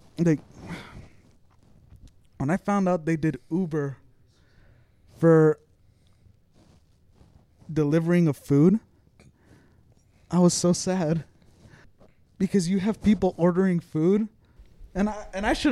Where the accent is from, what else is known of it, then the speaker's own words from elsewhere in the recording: United States; I am an American